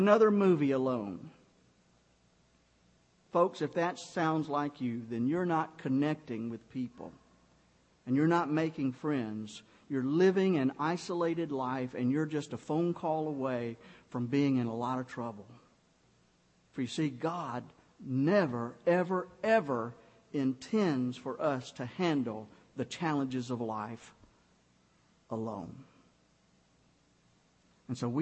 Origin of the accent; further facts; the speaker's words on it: Griffin, Georgia, United States; moved away; my hometown in Griffin